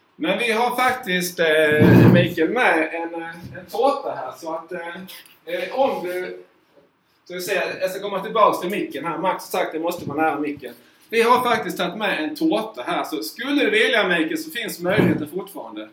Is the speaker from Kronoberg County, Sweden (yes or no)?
yes; Markaryd, Kronoberg County, Sweden; när jag var 11-12 år så det fanns bara en utrink hemma i Markaryd.